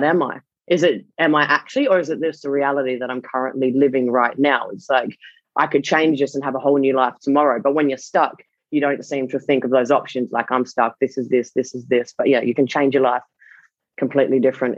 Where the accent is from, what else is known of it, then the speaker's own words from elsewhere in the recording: Perth, Western Australia, Australia; I grew up in Perth